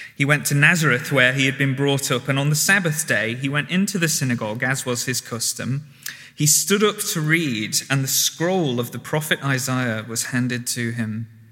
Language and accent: English; the North, the north of England, United Kingdom; moved away; I'm from the North